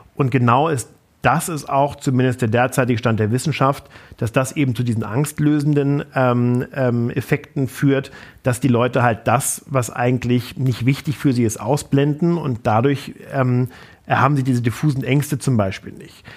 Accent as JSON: {"language": "German", "town": "Flensburg", "region": "Schleswig-Holstein", "country": "Germany", "tie": "born or raised there", "said": "war Vorsitzender der Jungen Union in Flensburg, meiner Heimatstadt"}